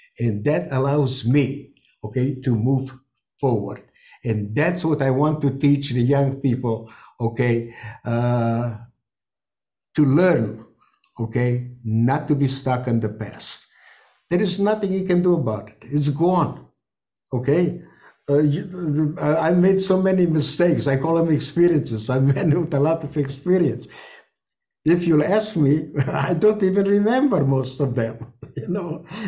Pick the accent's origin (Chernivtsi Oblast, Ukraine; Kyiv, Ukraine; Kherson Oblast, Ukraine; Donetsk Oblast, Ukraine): Chernivtsi Oblast, Ukraine; Chernivtsi; born there; I was born in Chernivtsi, Bukovina, and that became part of the Greater Romania. And that's why we were deported by the Romanians and not by the Germans.